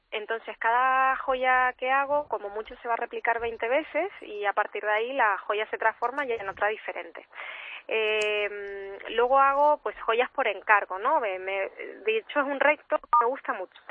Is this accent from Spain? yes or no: yes; Canary Islands, Spain; accent: Canarian; yo soy canaria, como se me estará oyendo